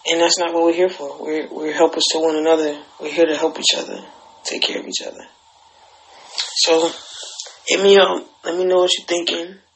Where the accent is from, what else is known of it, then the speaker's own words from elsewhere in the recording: Alabama, United States; I'm from Alabama. I grew up in Alabama